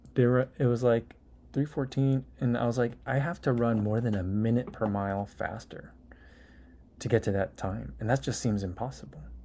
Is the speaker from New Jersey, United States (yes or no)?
yes; New Jersey, United States; also born or lived in Saint Louis; now in Chicago, United States; I'm originally from New Jersey. Then I lived in Saint Louis for a while. And now I live in Chicago.